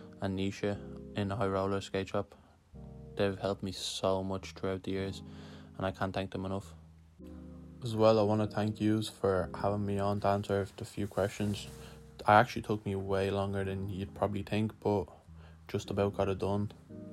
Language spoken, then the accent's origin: English; Lithuania; now in Dublin, Ireland; I'm originally from Lithuania, but I live in Dublin